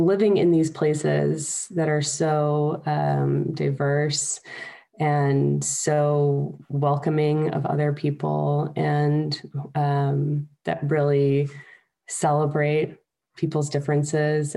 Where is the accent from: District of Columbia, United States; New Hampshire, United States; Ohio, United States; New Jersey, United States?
District of Columbia, United States; Washington; moved away as an adult; also born or lived in Los Angeles, California; now in Switzerland; I was born in Los Angeles, actually, but grew up in the Washington, D.C. area